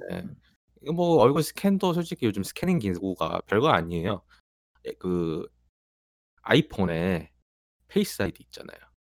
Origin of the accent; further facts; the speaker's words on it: Goyang, Gyeonggi Province, South Korea; 제 어린 시절에 거의 한 절반 가까이를 일산에 살았는데